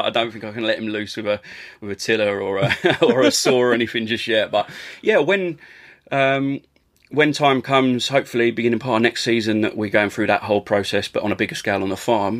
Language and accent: English; Essex, East of England, United Kingdom; as a young lad growing up in Essex